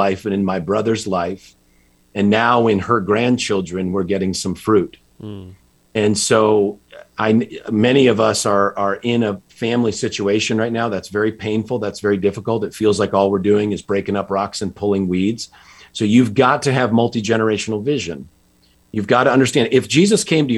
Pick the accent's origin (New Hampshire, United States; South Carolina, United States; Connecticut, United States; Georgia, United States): Connecticut, United States; just outside Hartford; I grew up in Connecticut, just outside Hartford